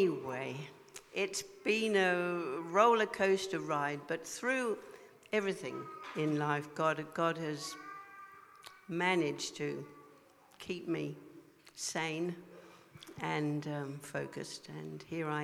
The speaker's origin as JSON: {"language": "English", "region": "England", "country": "United Kingdom", "tie": "born or raised there", "also_born_or_lived": "Hong Kong", "said": "My father, my family were in the army, so I grew up in a kind of a rigid kind of environment in England"}